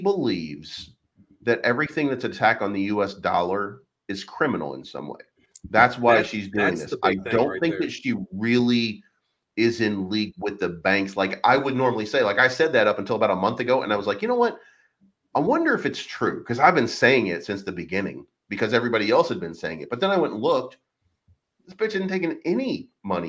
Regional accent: Kentucky, United States; moved away; I'm from Kentucky originally

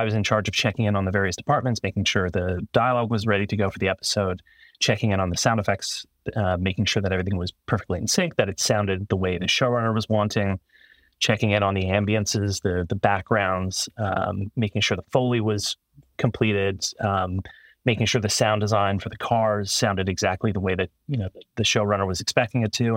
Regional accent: Toronto, Ontario, Canada; engineering school in Toronto, Canada. where I'm from

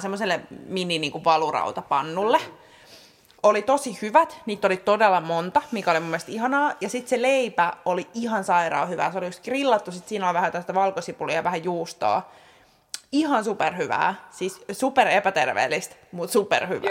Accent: Helsinki, Uusimaa, Finland; olen stadilainen

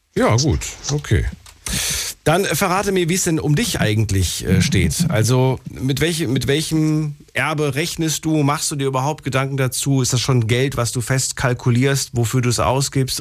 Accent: Germany; ich bin auch in Deutschland geboren

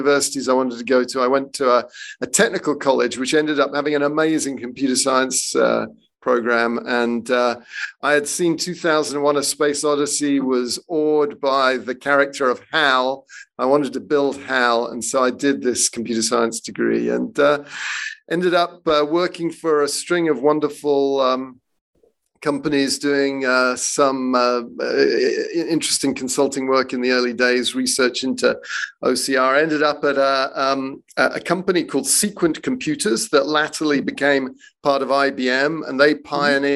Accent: England, United Kingdom; accent: British; moved away as an adult; also born or lived in San Francisco, United States; now in San Diego, United States; I was born in San Francisco, but my parents decided that they wanted to live in England. So I grew up effectively British. I got the funny British accent

